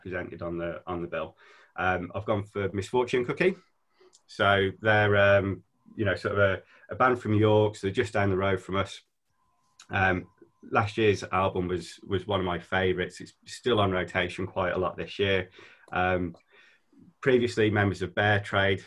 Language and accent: English; just outside Birmingham, West Midlands, United Kingdom; now in Scarborough, United Kingdom; I'm originally from just outside Birmingham